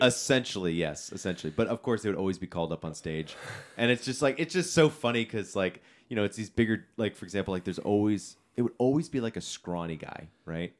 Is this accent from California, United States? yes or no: yes; California, United States; being a Californian